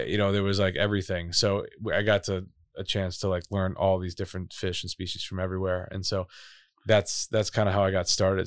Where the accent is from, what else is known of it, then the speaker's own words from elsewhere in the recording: Chicago, Illinois, United States; moved away as an adult; also born or lived in Boulder, Colorado; I'm from Chicago. I'm from Chicago. Proudly from Chicago.